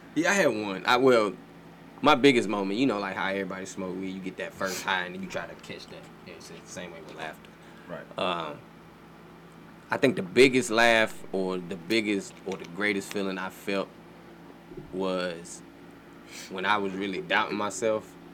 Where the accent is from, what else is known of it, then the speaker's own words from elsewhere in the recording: Oxford, North Carolina, United States; also born or lived in Durham, North Carolina; So I was born in Oxford, North Carolina, but I tell people I'm from Durham